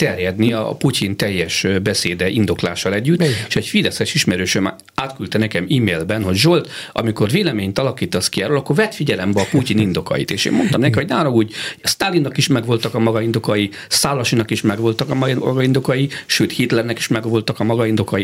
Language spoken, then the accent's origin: Hungarian; Hungary; mint magyar állampolgár